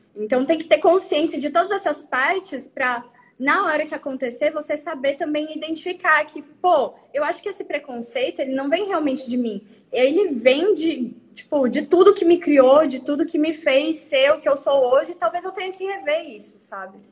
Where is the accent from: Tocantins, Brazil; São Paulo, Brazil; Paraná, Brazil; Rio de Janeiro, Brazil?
Tocantins, Brazil; Araguaína; somos de Araguaína, Tocantins, entendeu? Interior de Tocantins, não é nem a capital.